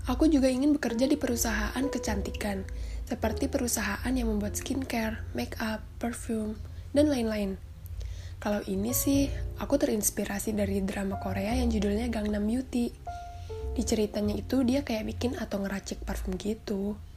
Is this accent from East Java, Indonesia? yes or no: no; Tangerang, Banten, Indonesia; Aku asalnya dari Tangerang.